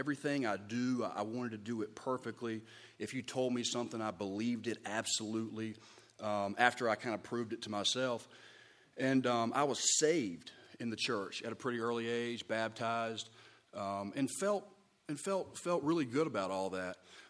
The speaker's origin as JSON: {"language": "English", "town": "Charleston", "region": "South Carolina", "country": "United States", "tie": "born there", "also_born_or_lived": "San Antonio, Texas", "said": "I was born in Charleston, South Carolina, 1982, 37 years old."}